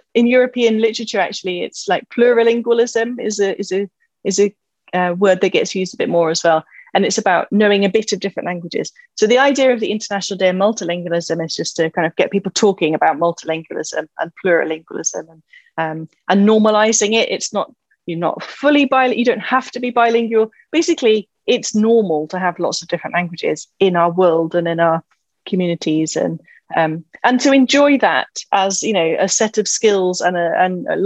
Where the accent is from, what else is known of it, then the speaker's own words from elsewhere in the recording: England, United Kingdom; also born or lived in Scotland / Cheltenham; I am just an English person who grew up in the middle of the English countryside, and everybody spoke English